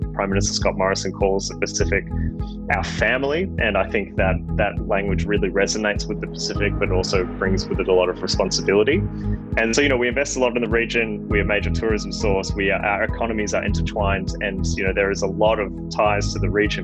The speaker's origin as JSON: {"language": "English", "country": "Australia", "said": "as an Australian"}